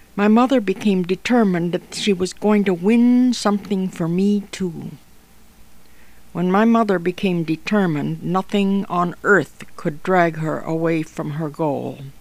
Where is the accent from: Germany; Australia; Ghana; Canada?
Canada; near Chatham, Ontario; born or raised there; now in Toronto, Canada